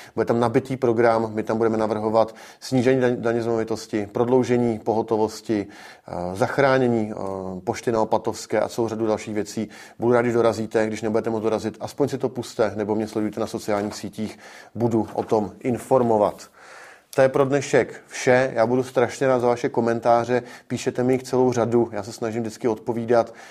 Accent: Czechia; náš národ, pro Čechy

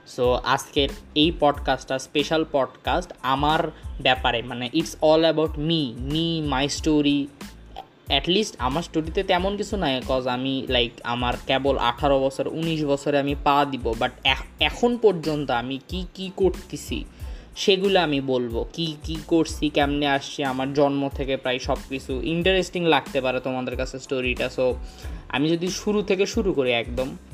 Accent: Bogura, Rajshahi Division, Bangladesh; also born or lived in Dhaka; class one পর্যন্ত পড়ে দেন আমি দুই সালে বগুড়ায় চলে আসি বগুড়ায় চলে আসি ব্যায়াম ল্যাবরেটরিতে ভর্তি হই

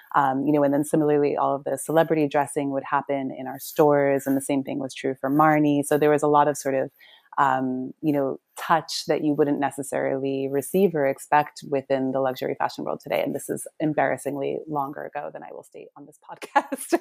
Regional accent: New York, United States; I'm from New York.

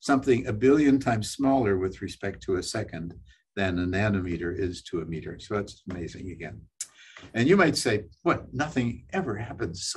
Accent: Saint John, New Brunswick, Canada; moved away as an adult; also born or lived in Nova Scotia / Bethlehem, Pennsylvania; I'm from St. John, New Brunswick. I went to St. John High School

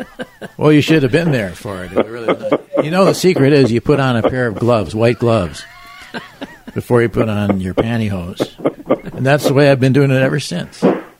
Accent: Milwaukee, Wisconsin, United States; I'm from Milwaukee, but I knew some people from Wauwatosa.

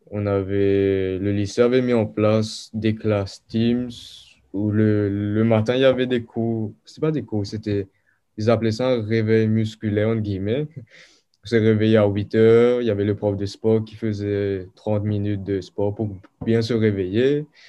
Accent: Mauritius; also born or lived in South Africa / France; je suis mauricien, mais je suis né en Afrique du Sud. Ok. Et mes parents sont mauriciens. Du coup, j'ai passé majoritairement ma vie à Maurice

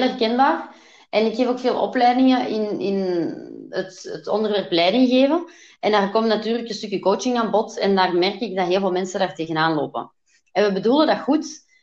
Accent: Belgium; ik ben Belgische

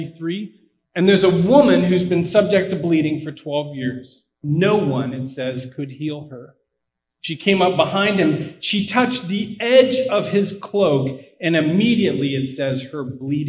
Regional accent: Pittsburgh, Pennsylvania, United States; now in Blacksburg, United States; I am from Pittsburgh, so unfortunately it's not that nice

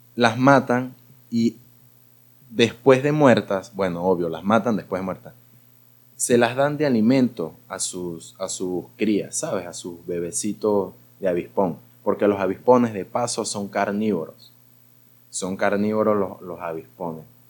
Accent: Gocho, Táchira, Venezuela; soy gocho

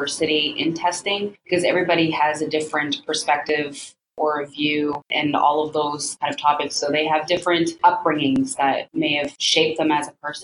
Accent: Woodstock First Nation, New Brunswick, Canada; now in Fredericton, Canada; I'm from Woodstock First Nation

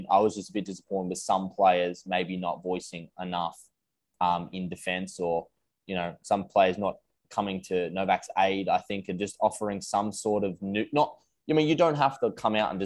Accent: Australia; as an Australian tennis player

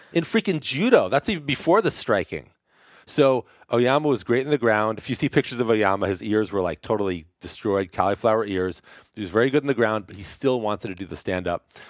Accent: New York City, New York, United States; now in San Francisco, United States; I grew up in Brooklyn

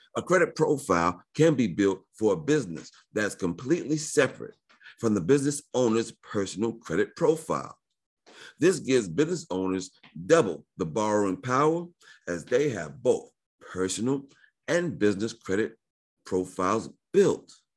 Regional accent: New York, United States; I was born in New York

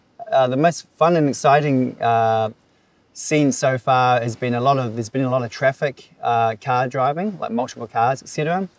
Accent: New Zealand; accent: Kiwi; now in Philippines; So I'm from New Zealand. My Kiwi accent sometimes is very strong.

